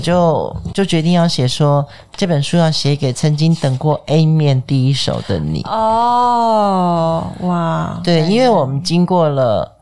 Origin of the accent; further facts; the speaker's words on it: Taiwan; also born or lived in New York; 我是在台湾出生的所谓外省第二代嗯。我会觉得我， 我的土地是台湾